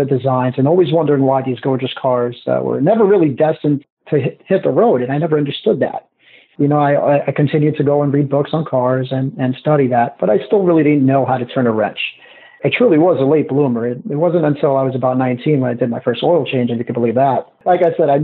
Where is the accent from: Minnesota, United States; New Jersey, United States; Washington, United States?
New Jersey, United States; Newark; I was raised in Newark, and we didn't have a lot of money